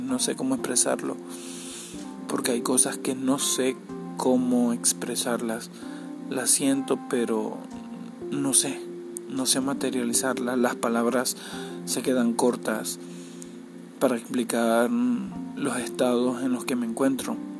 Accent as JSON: {"language": "Spanish", "town": "Cabimas", "region": "Zulia", "country": "Venezuela", "said": "Soy de Venezuela y soy de Cabimas"}